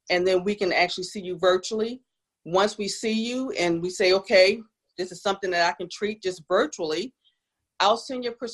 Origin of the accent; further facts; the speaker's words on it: New Jersey, United States; now in South Carolina, United States; I am from South Jersey.